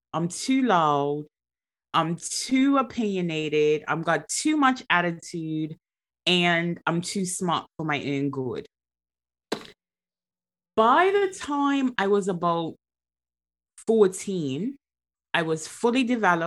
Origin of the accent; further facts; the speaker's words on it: Bermuda; now in England, United Kingdom; born and raised in Bermuda